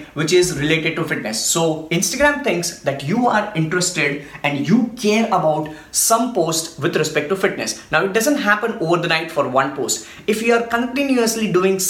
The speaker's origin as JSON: {"language": "English", "country": "India", "said": "I'm from India"}